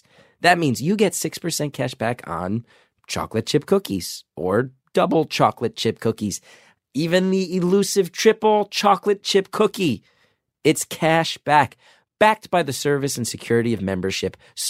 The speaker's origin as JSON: {"language": "English", "town": "West Orange", "region": "New Jersey", "country": "United States", "said": "I'm from West Orange, which is right next to Montclair, yeah."}